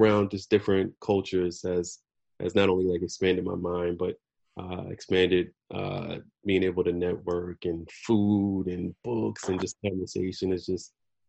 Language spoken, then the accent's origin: English; New Jersey, United States; also born or lived in Bronx, New York / Brooklyn, New York; now in Manhattan, United States; born in New Jersey. Like my folks, they're from New Jersey, like some of the family, Ohio, like North Carolina, Virginia, that sort of thing. But yeah, born and raised here.